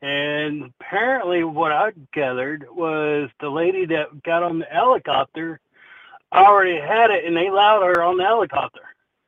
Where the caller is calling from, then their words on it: Texas, United States; from Texas.